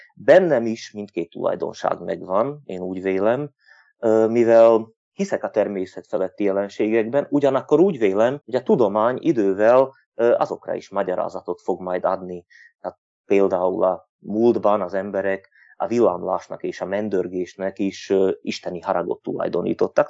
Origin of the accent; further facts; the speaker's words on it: Turňa nad Bodvou, Košice Region, Slovakia; felvidéki magyar vagyok, egy Kassához közeli községben lakom, Tornán